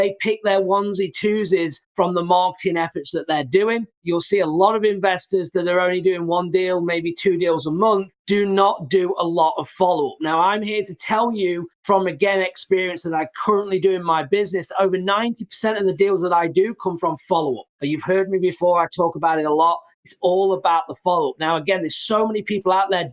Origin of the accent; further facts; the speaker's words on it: England, United Kingdom; moved away; I'm from England originally